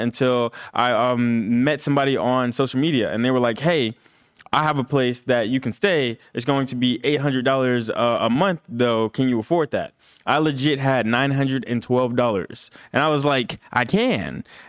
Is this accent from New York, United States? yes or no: no; Roberta, Georgia, United States; now in Los Angeles, United States; So I'm not from LA. I'm actually from Roberta, Georgia. It's this super small country town. It's in the middle of Georgia. So it's like a middle Georgia town.